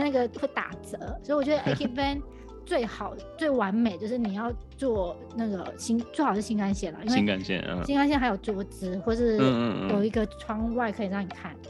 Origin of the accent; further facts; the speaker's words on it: Taiwan; 我们台湾人